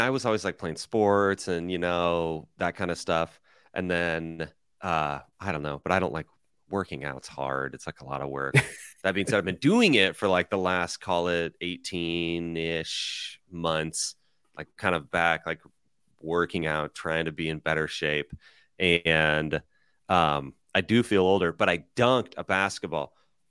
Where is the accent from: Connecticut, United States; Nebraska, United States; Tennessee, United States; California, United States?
Nebraska, United States; I'm from Nebraska, and my dad started a roofing company in 1984, the year I was born. So reverse, I'm 39, just turned 39.